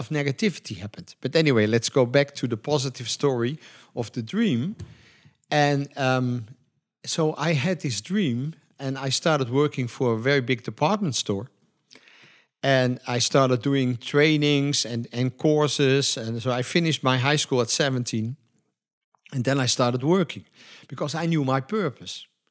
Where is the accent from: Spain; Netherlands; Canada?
Netherlands; we are from Europe, especially in Holland